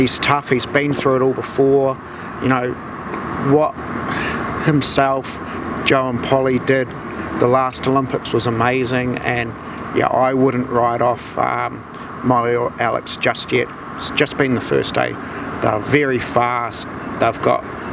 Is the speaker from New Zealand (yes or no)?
yes; New Zealand; being Kiwi blooded and a Kiwi heart